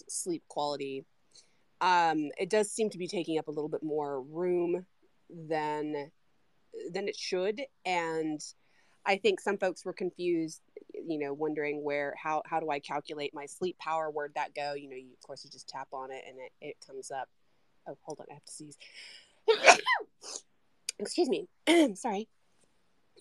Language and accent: English; United States; I'm American